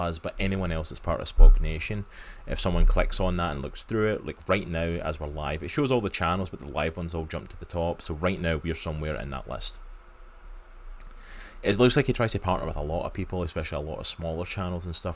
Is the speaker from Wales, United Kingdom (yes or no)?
no; just outside of Glasgow, Scotland, United Kingdom; accent: Scottish; I grew up just outside of Glasgow, so that's my home turf